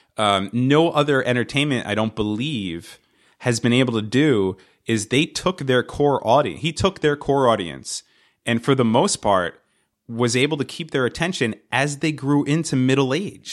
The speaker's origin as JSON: {"language": "English", "country": "United States", "said": "we're from the United States"}